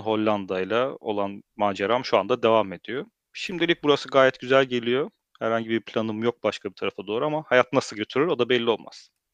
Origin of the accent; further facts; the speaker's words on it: Germany; also born or lived in Turkey; now in Netherlands; Almanya'da doğup büyüdüm